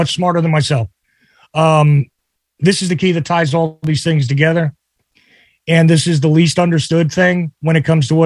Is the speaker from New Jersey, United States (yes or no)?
yes; New Jersey, United States; I grew up in New Jersey.